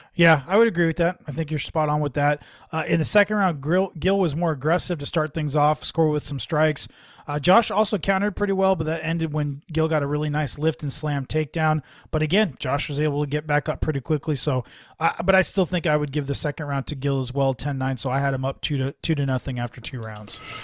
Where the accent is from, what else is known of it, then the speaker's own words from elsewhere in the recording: San Jose, California, United States; I'm from the South Bay. So, you know, San Jose